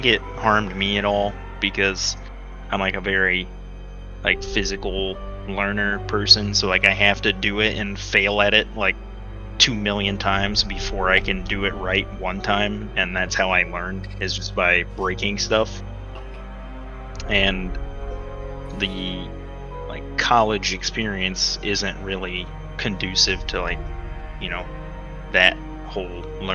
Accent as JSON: {"language": "English", "region": "Texas", "country": "United States", "moved": "yes", "said": "I was from Texas"}